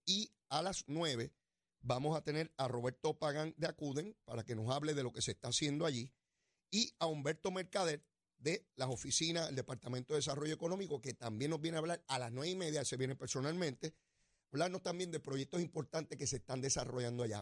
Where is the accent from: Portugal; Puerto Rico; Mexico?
Puerto Rico; como puertorriqueño